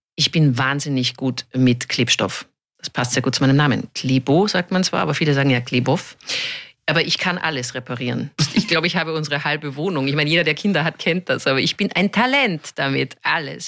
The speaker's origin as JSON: {"language": "German", "town": "Munich", "region": "Bavaria", "country": "Germany", "tie": "born or raised there", "also_born_or_lived": "Vienna", "moved": "yes", "said": "München weil es mein Heimatort ist"}